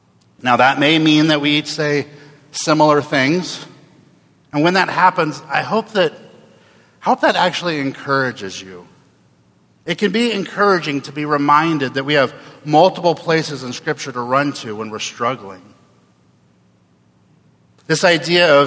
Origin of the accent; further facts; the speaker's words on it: Oregon, United States; also born or lived in Jackson, Tennessee; I was born and raised in Oregon